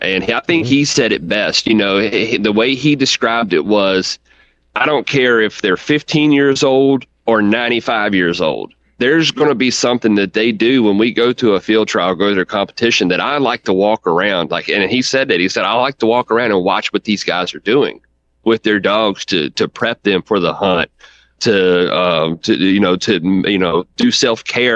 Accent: Central Virginia, United States; I'm from Central Virginia, you know, right here smack dab in the middle of it.

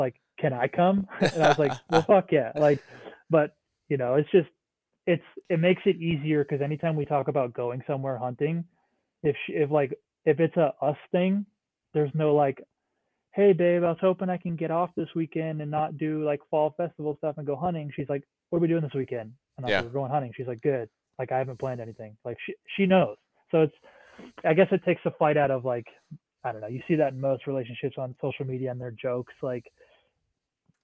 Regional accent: New Hampshire, United States; moved away as an adult; also born or lived in Washington; now in Montana, United States; I grew up in New Hampshire

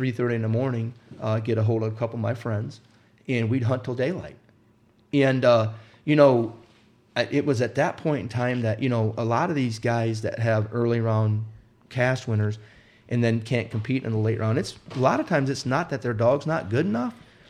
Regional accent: Wisconsin, United States; also born or lived in Indiana; Well, I grew up in Wisconsin, or I was born in Indiana, and we moved to Wisconsin when I was 5 years old.

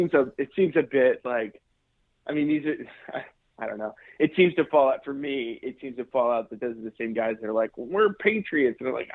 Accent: United States; one of the unique things about being American is that we're actually all public landowners.

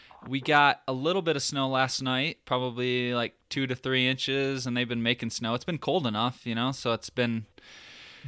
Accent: Michigan, United States; moved away; we're both from the Midwest. I'm from Michigan

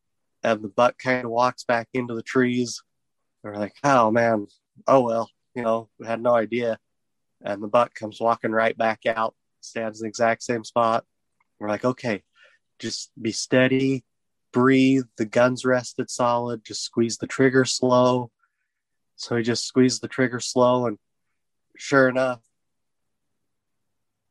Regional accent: Utah, United States; now in Nevada, United States; I'm originally from Utah

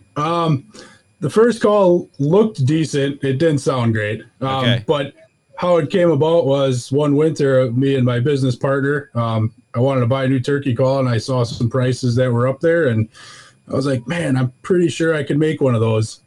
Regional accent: southeast Wisconsin, United States; southeast Wisconsin

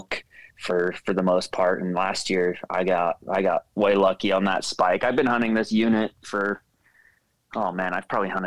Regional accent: St. George, Utah, United States; I'm born and raised in St. George, Utah, so it's very hot in the summer here

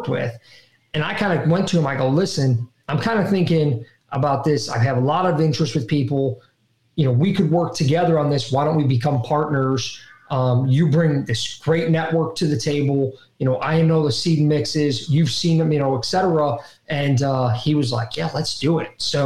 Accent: Ohio, United States; growing up in Ohio

